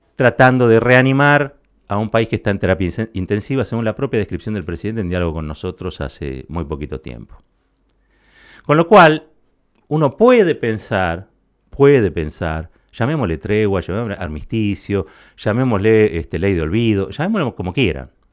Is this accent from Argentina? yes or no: yes; Argentina; mi país